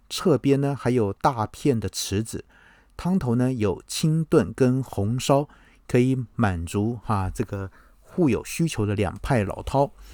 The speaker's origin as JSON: {"language": "Chinese", "country": "Taiwan", "said": "…今天要和各位谈我们台湾人最引以为豪啊"}